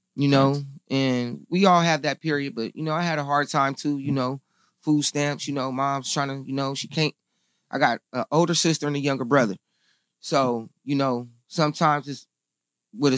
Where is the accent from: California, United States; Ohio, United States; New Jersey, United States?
California, United States; Inglewood; Inglewood is my home